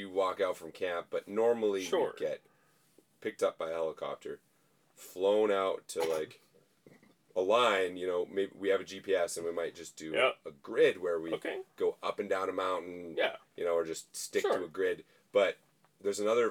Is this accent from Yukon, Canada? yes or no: yes; Whitehorse, Yukon, Canada; I grew up outside of Whitehorse